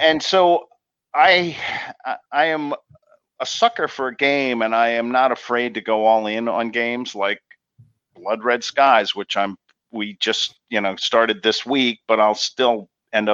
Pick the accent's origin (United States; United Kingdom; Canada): United States; Pennsylvania; now in New Jersey, United States; I grew up in Pennsylvania